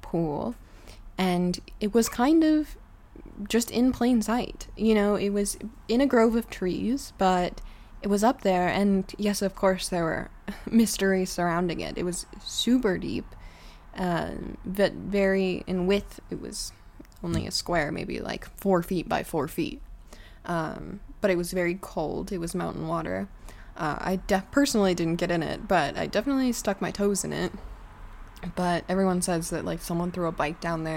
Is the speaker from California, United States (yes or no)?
yes; South Lake Tahoe, California, United States; I grew up in South Lake Tahoe